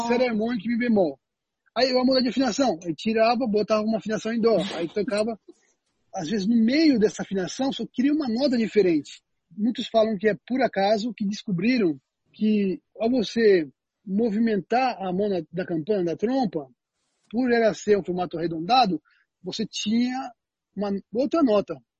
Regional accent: Penápolis, São Paulo, Brazil; eu nasci em São Paulo, mas eu me mudei para o interior muito cedo

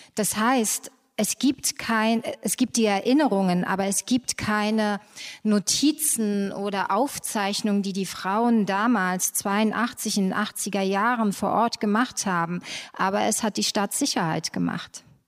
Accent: Germany; ich bin selber in der DDR groß geworden geboren und aufgewachsen

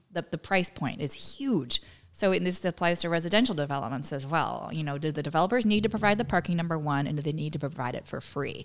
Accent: Northern California, United States; moved away as an adult; also born or lived in Massachusetts; now in Winthrop, United States; I grew up in Northern California where we didn't have transit

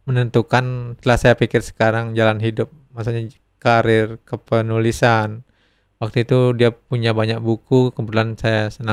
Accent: Singaraja, Bali, Indonesia; Saya dari Singaraja, sama satu Singaraja pindah ke negara kampung halaman saya.

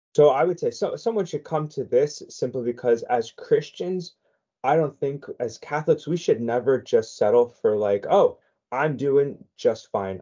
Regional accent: San Diego, California, United States; I was born and raised in San Diego, so my high school years were were out here in San Diego

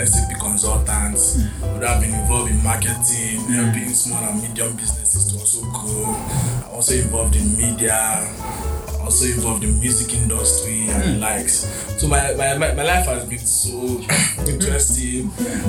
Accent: Lagos, Nigeria; also born or lived in Enugu State; I was born in Lagos. I'm from Enugu State. Schooled here in Lagos, primary school, secondary school, before I went to the University of Nigeria for my tertiary education.

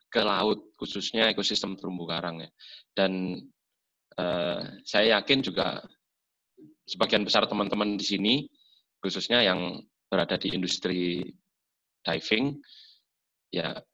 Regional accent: East Java, Indonesia; Saya juga asli Jawa Timur dan ya berkecimpung di dunia salam Jawa Timur lumayan lah sudah mulai 2006.

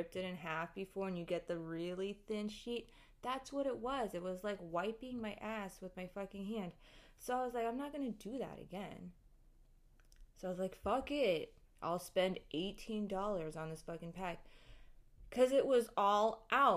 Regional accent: United States; I grew up in Western society and American culture. We don't really have bidets over here.

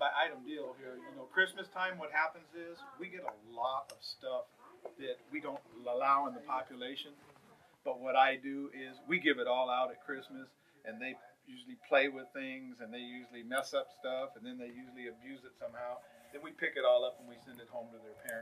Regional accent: Los Angeles, California, United States; I grew up myself in the East LA area

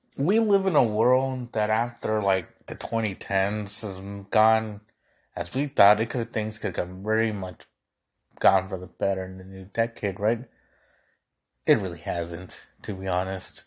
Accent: Mexico; now in United States; as a Mexican. And keep in mind, I got naturalized, so I'm a U S citizen

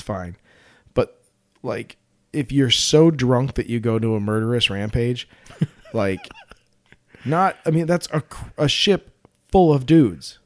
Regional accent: Colorado, United States; I'm from Colorado

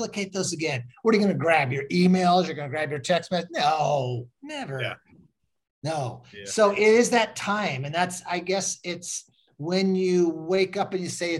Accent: Washington, United States; I was raised in Washington State

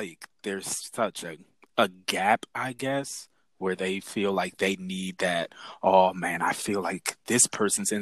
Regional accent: Bridgeport, Connecticut, United States; also born or lived in Fairfield, Connecticut; going from Fairfield to Bridgeport, from Catholic school to public school

